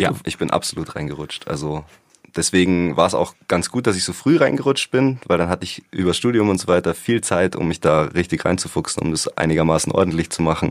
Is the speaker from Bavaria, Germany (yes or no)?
yes; the area around Munich, Bavaria, Germany; ich bin ja nicht in München aufgewachsen, sondern ein bisschen im Umland